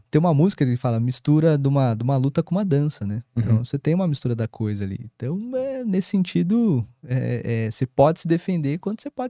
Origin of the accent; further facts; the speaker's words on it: São Bernardo do Campo, São Paulo, Brazil; eu sou de São Bernardo.